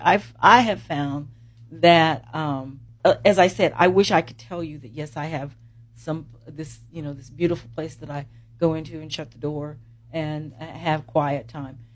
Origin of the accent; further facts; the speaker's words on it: Columbus, Indiana, United States; I'm from Columbus